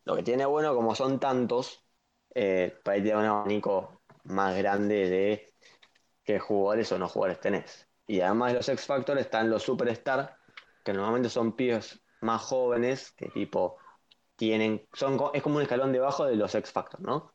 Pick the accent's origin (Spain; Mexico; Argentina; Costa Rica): Argentina; soy argentino